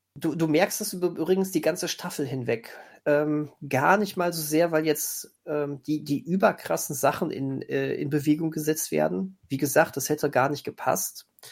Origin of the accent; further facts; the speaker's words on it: near where Bang Boom Bang was filmed, North Rhine-Westphalia, Germany; accent: Pott; ich komme ganz in Nähe aus dem Ort, wo die, wo Bang Boom Bang gedreht wurde